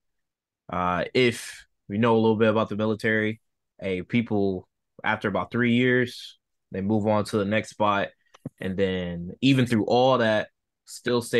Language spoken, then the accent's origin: English; Fayetteville, North Carolina, United States; moved away as an adult; also born or lived in Virginia; I grew up mostly in Fayetteville, North Carolina